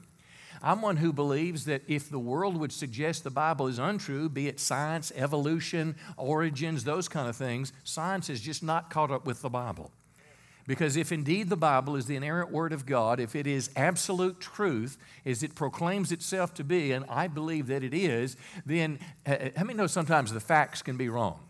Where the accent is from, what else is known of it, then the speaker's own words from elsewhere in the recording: United States; as American people